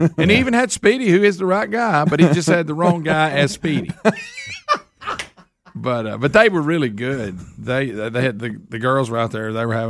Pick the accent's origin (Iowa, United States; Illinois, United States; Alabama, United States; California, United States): Alabama, United States; Oxford; Oxford's far away. It's my hometown where I grew up. I live like 30 minutes from there now.